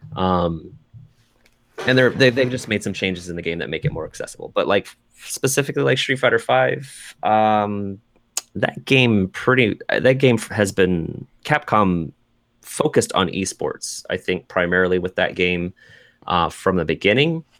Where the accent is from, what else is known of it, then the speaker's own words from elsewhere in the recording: Seattle, Washington, United States; come to my hometown